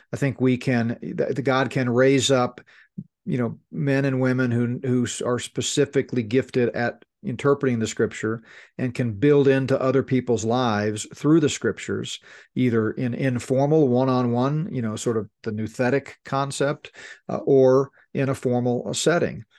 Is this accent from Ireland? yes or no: no; United States; we're American